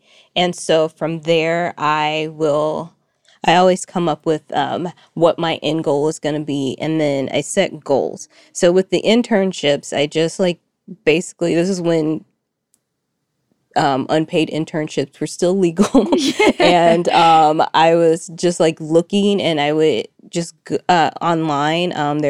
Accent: Fayetteville, Arkansas, United States; also born or lived in Little Rock; now in Los Angeles, United States; I say I'm from Fayetteville, first of all, but I actually moved around a lot as a kid. So I was actually born in Little Rock, Arkansas

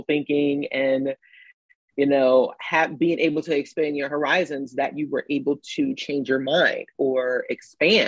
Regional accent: New York City, New York, United States; moved away as an adult; now in Atlanta, United States; I'm from the projects in New York City

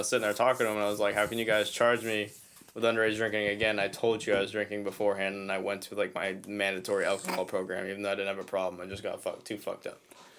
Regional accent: Boston, Massachusetts, United States; Yeah, well, technically I am from Boston. Like, that's where, like, my parents grew up in Massachusetts.

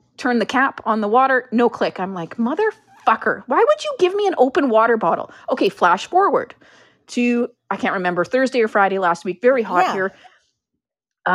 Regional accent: Canada; we're Canadian

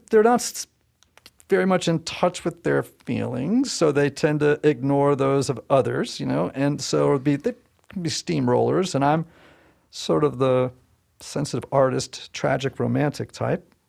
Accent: Southern Connecticut, United States; I'm from Southern Connecticut

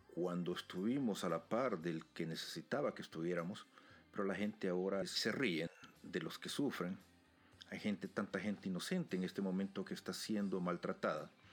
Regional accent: El Salvador; mi país, en El Salvador

